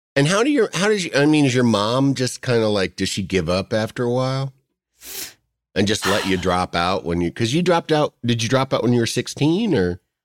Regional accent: Yorkville, Illinois, United States; coming from Yorkville, Illinois, which is just suburban, you know, kinda rural slash suburban America, flat bean fields

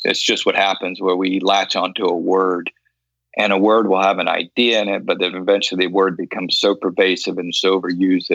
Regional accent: Loxahatchee, Florida, United States; when I was a kid growing up in Loxahatchee, Florida

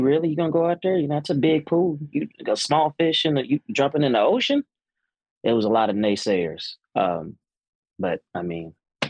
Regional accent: Fort Worth, Texas, United States; born and raised in the Fort Worth, I'm talking about stop everything.

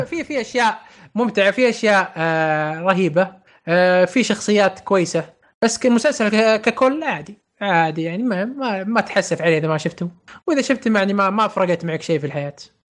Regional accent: Saudi Arabia; إحنا من السعودية

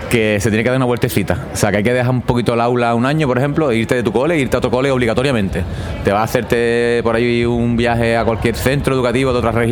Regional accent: Rota, Andalusia, Spain; Y yo soy de Rota, de Cádiz, y vengo desde Cádiz también.

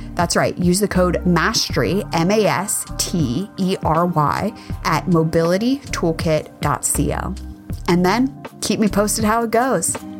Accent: United States; as a kid growing up in America

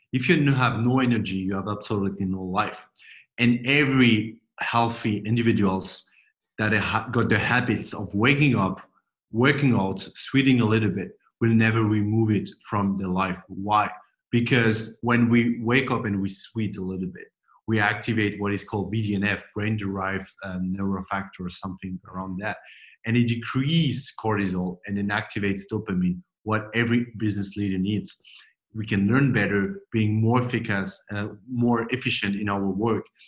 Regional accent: France; moved away as an adult; also born or lived in Silicon Valley; I grew up in France, but I'm French-German

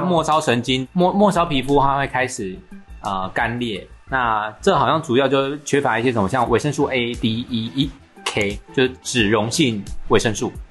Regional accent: Taiwan; 刚好在台湾正逢夏季，太阳都还没有把疫情杀死，就差一点快，都快把我们台湾人杀死了呢

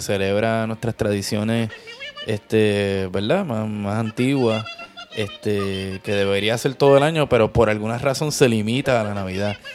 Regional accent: Puerto Rico; los pasteles, que son nuestra versión del tamal

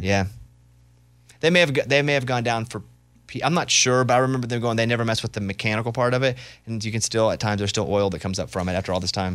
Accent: Arkansas, United States; moved away; growing up in Arkansas

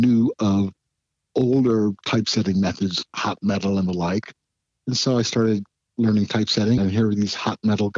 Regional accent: St. Louis, Missouri, United States; also born or lived in Belleville / Massachusetts / Texas / Alaska; I was born in Belleville, Illinois, at Scott Air Force Base. I've lived in a large triangle of Massachusetts, Texas, and Alaska, with St. Louis, Missouri being in the middle of it.

